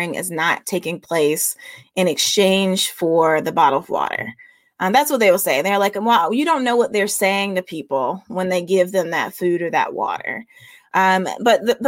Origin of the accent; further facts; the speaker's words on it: the South, United States; a Southerner who believes in Southern hospitality